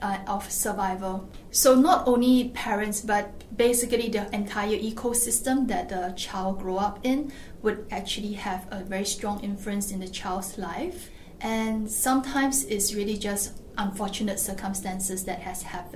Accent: Singapore; as a Singaporean

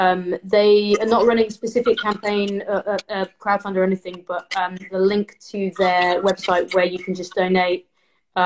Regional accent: Leicester, East Midlands, United Kingdom; I'm in Leicester, I'm from Leicester

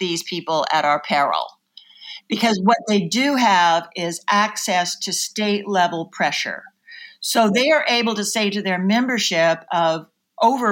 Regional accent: Oklahoma, United States; moved away as an adult; I grew up in Oklahoma and I came east to college

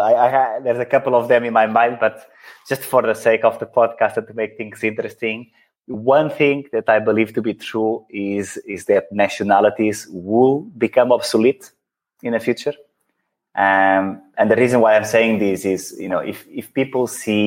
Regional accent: Portugal; moved away; also born or lived in Netherlands / Belgium / India; having born and lived in Portugal

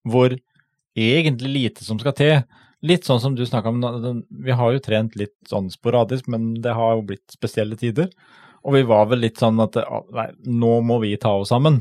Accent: Telemark, Norway; vi er fra Telemark.

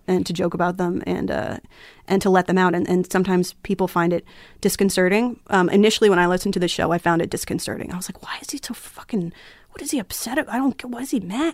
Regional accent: Flemington, New Jersey, United States; also born or lived in Las Cruces, New Mexico; I'm from Flemington, New Jersey

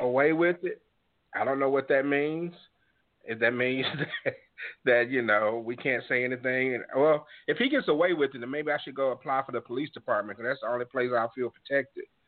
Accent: Mississippi, United States; I grew up in Mississippi.

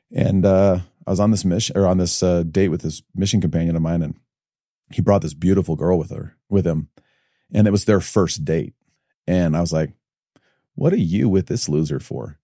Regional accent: Evanston, Illinois, United States; also born or lived in Highland, Utah; now in Utah, United States; born and raised in Chicago

